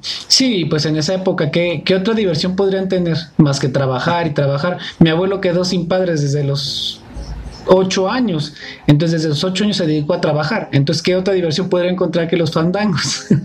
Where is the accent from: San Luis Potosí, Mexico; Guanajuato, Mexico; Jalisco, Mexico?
Jalisco, Mexico; Jocotepec; yo soy de Jocotepec